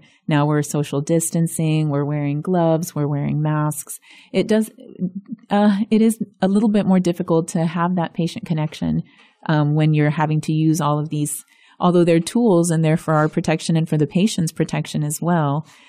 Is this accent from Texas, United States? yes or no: yes; Zapata, Texas, United States; first language es; English is a second language; I grew up in a little Spanish-speaking cocoon in South Texas. So yes, both my parents spoke Spanish predominantly, so Spanish was my first language.